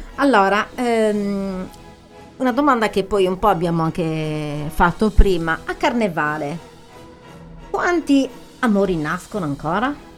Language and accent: Italian; Arbus, Sardinia, Italy; io sono molto affezionata al mio paese